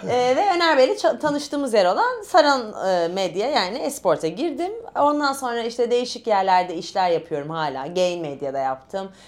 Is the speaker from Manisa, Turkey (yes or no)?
no; Istanbul, Turkey; born there; also born or lived in Italy; Yani ben şöyle İtalyan Lisesi'ne İstanbul doğumluyum. E, doktor bir ailenin kızıyım.